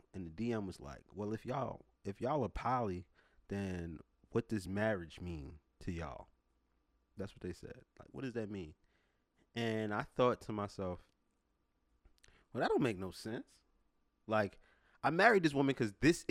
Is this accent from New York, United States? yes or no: yes; New York City, New York, United States; moved away as an adult; now in Florida, United States; I'm from New York City